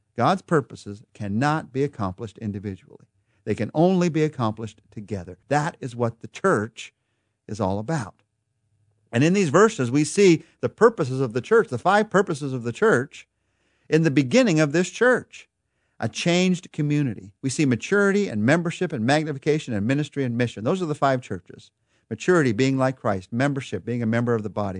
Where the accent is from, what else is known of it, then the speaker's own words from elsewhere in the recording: United States; we're American